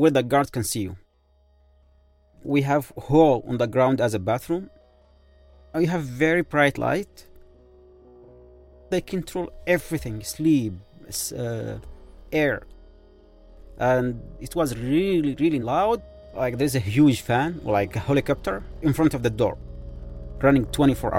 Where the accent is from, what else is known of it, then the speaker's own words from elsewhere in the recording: Yemen; English is a second language; moved away; I am from Yemen, actually, Arab Peninsula, the country of love.